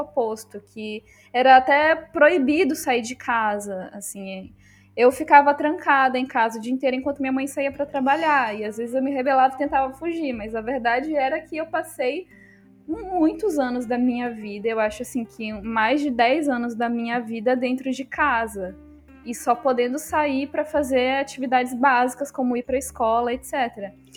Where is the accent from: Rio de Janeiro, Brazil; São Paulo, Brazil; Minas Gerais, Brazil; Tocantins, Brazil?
Rio de Janeiro, Brazil; Volta Redonda; eu cresci em Volta Redonda, no Rio de Janeiro, na periferia